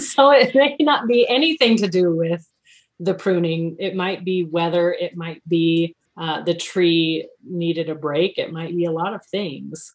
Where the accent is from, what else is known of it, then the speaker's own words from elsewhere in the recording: New Braunfels, Texas, United States; moved away; I'm from South Texas originally, uh, New Braunfels, between San Antonio and Austin